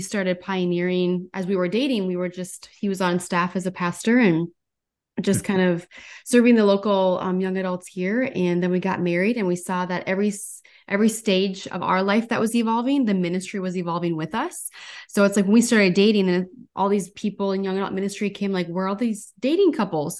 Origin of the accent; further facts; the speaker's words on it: North Dakota, United States; now in Minneapolis, United States; I'm originally from North Dakota